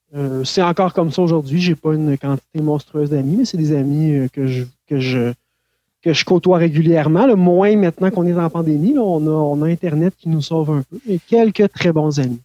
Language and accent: French; Saint-Hyacinthe, Quebec, Canada; also born or lived in Saint-Eustache, Quebec; now in Granby, Canada; je suis né à Saint-Eustache, euh, sur la rive nord de Montréal, euh, mais j'ai rapidement déménagé avec ma famille à Saint-Hyacinthe